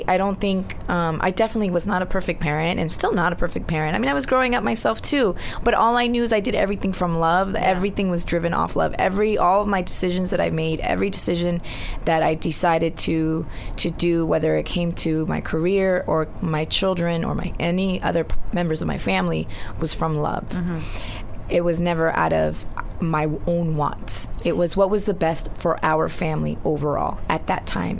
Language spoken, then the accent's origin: English; Laguna Hills, California, United States; first language Spanish; English is a second language; the, city that I grew up in, which really? was Laguna Hills